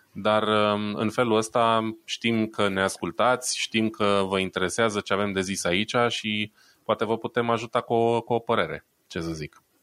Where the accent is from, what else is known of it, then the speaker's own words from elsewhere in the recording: Romania; now in Germany; sunt român stabilit în Germania